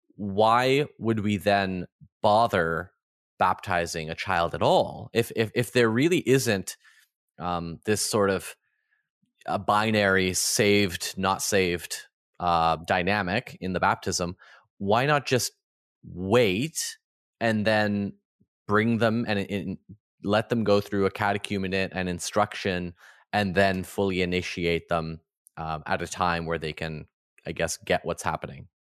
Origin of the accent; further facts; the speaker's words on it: Canada; I grew up in the Ukrainian Orthodox Church in Canada